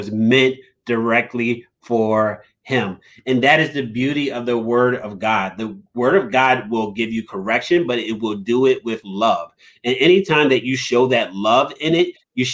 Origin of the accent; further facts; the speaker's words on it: Philadelphia, Pennsylvania, United States; I'm from South Philly, so I got this South Philly swagger and this South Philly grit, and I'm this tough kid from South Philly